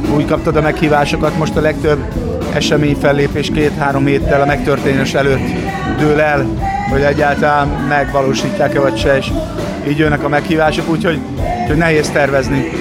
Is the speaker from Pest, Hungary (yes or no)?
no; Szeged, Csongrád-Csanád, Hungary; Szegedi vagyok